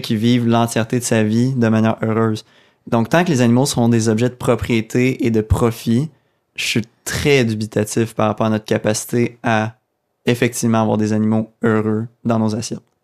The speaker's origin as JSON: {"language": "French", "area": "Abitibi", "region": "Quebec", "country": "Canada", "also_born_or_lived": "Sherbrooke", "moved": "yes", "said": "Je viens de l'Abitibi"}